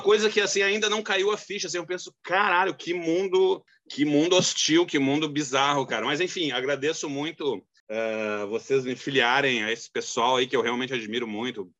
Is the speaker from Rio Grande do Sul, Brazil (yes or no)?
yes; Rio Grande do Sul, Brazil; moved away as an adult; now in Rio de Janeiro, Brazil; eu sou gaúcho, mas eu moro no Rio